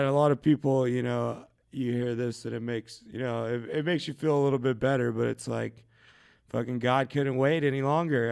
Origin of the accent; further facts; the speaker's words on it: Shelton, Washington, United States; moved away; I'm a kid from Shelton, um, Shelton, Washington